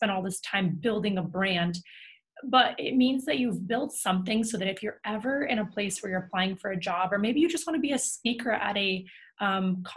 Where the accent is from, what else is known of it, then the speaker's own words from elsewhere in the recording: New York, United States; I grew up in New York